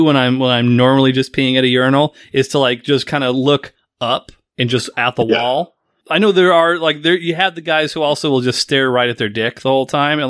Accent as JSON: {"language": "English", "country": "United States", "said": "we as Americans"}